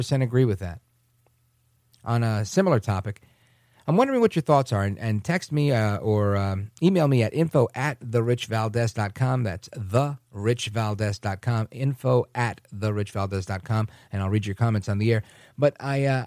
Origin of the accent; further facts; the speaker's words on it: New York City, New York, United States; now in New Jersey, United States; I grew up in Brooklyn. I live in Jersey. I'm broadcasting in Philly